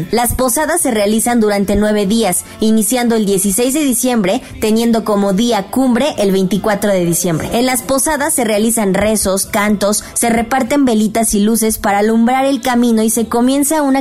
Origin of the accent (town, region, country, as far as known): Mexico